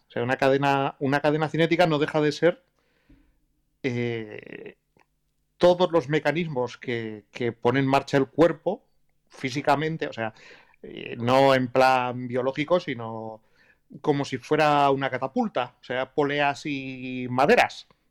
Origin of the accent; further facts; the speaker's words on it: Basque Country, Spain; soy vasco